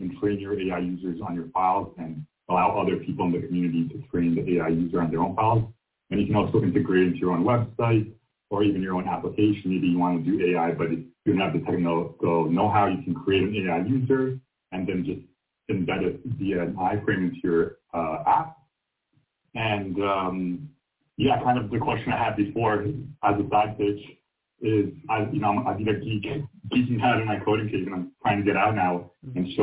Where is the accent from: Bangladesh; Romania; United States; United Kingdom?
Romania; now in Canada; I'm currently in Canada. I'm originally from Romania